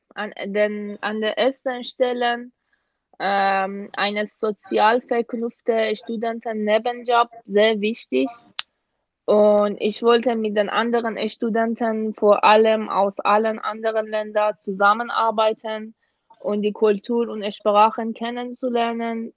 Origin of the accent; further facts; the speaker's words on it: Iran; German is a second language; moved away as an adult; now in Germany; komme aus dem Iran und seit dem Jahr 2016 bin ich äh, wegen meines Masterstudiums in Deutschland